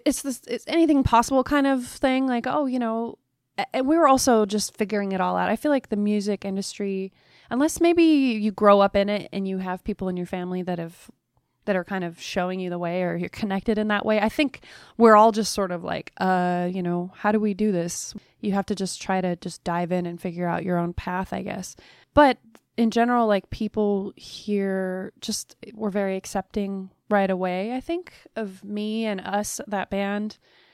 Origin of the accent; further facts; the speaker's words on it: Alaska, United States; born there; I was born in Alaska and mom was a folk musician and an artist.